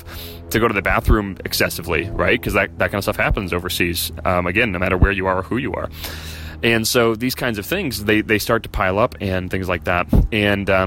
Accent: Chicago, Illinois, United States; moved away as an adult; we're from Chicago, but we left a year ago.

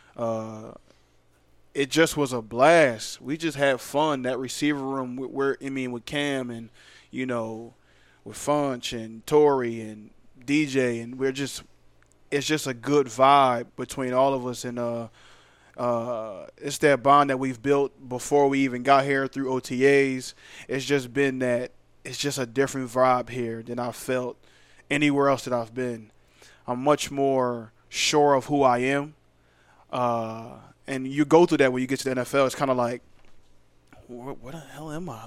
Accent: Philadelphia, Pennsylvania, United States; moved away as an adult; now in Charlotte, United States; I'm from there. I grew up there. I was once a Philly fan

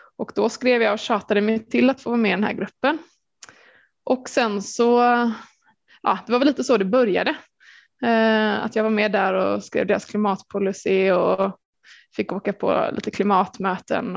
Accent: Gothenburg, Västra Götaland, Sweden; jag är från Göteborg

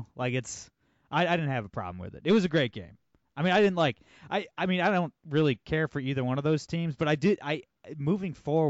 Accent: Ohio, United States

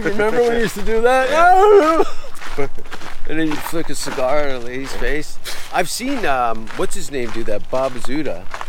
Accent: Hamilton, Ontario, Canada; I'm from Hamilton.

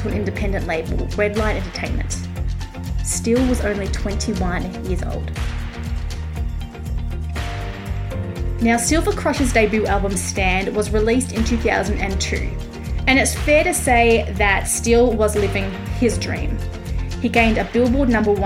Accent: Australia; I am an Aussie music journalist, currently grounded in my home country due to COVID

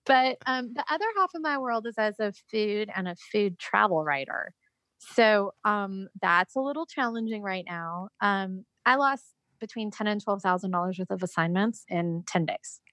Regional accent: California, United States; also born or lived in Georgia; now in South Carolina, United States; I'm originally from California, and then I lived in Georgia for a good bit of time, and then moved to South Carolina.

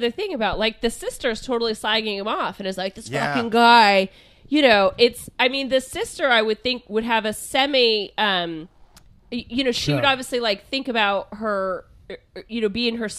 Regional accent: Canada; The reason they broke up is because she moved with him to the States while we're both from Canada, and our daughter couldn't see me.

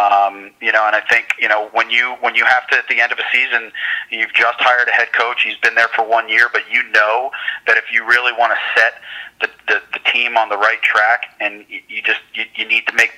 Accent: Philadelphia, Pennsylvania, United States; moved away; I grew up in Philadelphia.

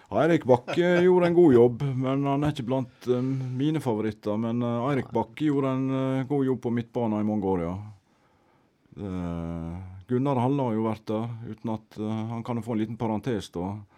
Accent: Norway; Vi kom jo da fra Norge

